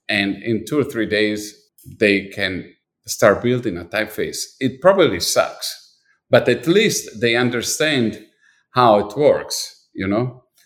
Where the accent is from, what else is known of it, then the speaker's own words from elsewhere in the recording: Milan, Lombardy, Italy; moved away; I was born in Milan and I was definitely dipped my body, my, my life, everything was really dipped in design. I was living in a street that had at least four or five design store